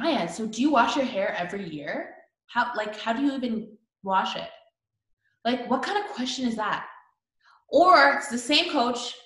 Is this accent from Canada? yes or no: yes; Canada; moved away as an adult; now in United States; I'm from Canada.